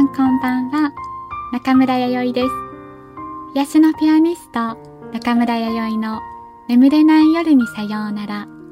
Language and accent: Japanese; Kyushu, Japan; moved away as an adult; also born or lived in Kanto